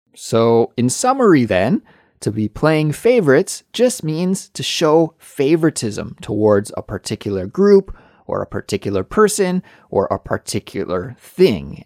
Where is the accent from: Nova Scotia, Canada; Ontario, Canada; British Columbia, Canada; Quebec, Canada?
British Columbia, Canada; Kelowna; moved away as an adult; now in Seoul, South Korea; Kelowna is my hometown, but that I hadn't lived there for at least fifteen years